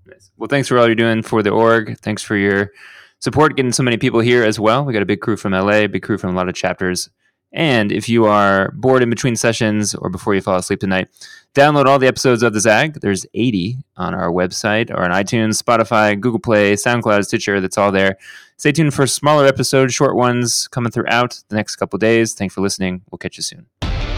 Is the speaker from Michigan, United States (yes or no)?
no; Houston, Texas, United States; my hometown of Houston, Texas